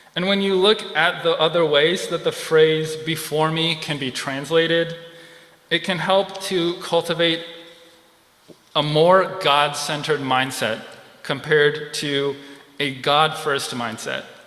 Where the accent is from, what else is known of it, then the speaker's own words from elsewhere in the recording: California, United States; moved away; I'm originally from California